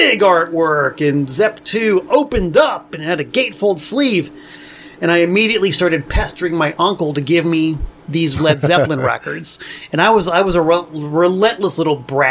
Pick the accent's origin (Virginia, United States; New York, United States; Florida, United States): Florida, United States; Hialeah; moved away as an adult; also born or lived in Danbury, Connecticut; now in Connecticut, United States; I grew up in Florida in Hialeah